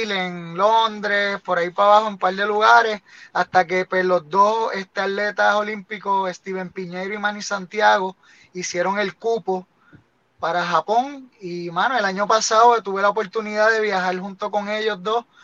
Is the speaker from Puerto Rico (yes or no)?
yes; Rincón, Puerto Rico; ¿verdad? Este, soy de Rincón Natural, este, llevo corriendo patineta desde el 2000, desde los 10 años.